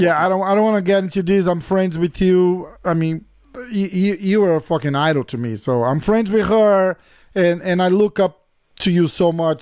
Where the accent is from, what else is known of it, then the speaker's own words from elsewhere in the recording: São Paulo, Brazil; I'm from São Paulo